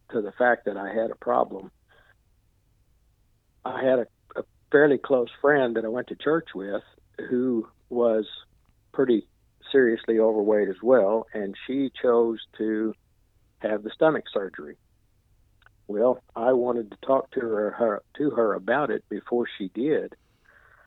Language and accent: English; Ozark, Missouri, United States; I'm from Ozark, Missouri, which is just a little north of Branson, Missouri.